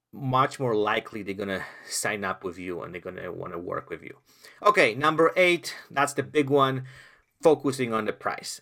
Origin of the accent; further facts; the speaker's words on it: Poland; English is a second language; moved away; I came from Poland, where I lived in communism